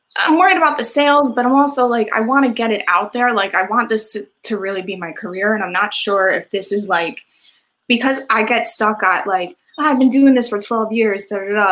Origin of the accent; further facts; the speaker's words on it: Edison, New Jersey, United States; I'm actually from Edison, New Jersey